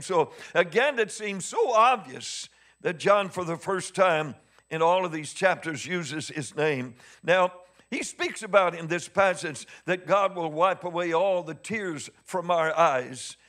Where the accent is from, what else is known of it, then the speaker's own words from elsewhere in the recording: Missouri, United States; I'm from Missouri. I'm hard-headed.